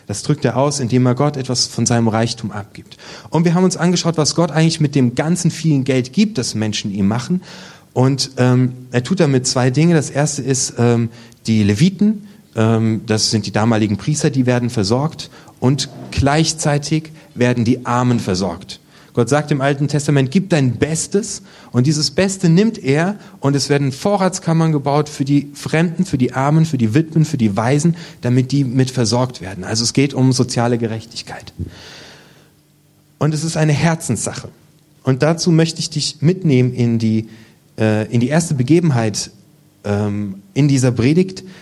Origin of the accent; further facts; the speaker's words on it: Germany; aber wir sind Deutsche und deswegen müssen wir schick aussehen